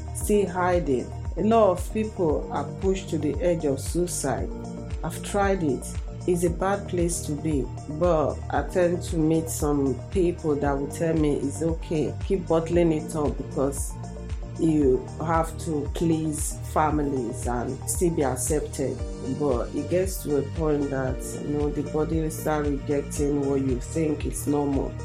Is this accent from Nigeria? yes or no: yes; Nigeria; moved away as an adult; now in Slough, United Kingdom; I'm from Nigeria.